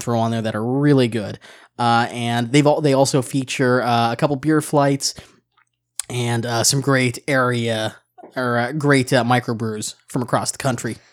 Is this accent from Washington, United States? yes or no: yes; Seattle, Washington, United States; moved away; my hometown of Seattle, Washington